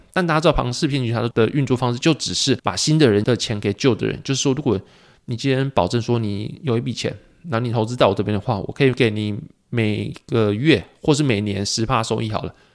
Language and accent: Chinese; Taiwan; also born or lived in Pingtung; 我们是外省长大嘛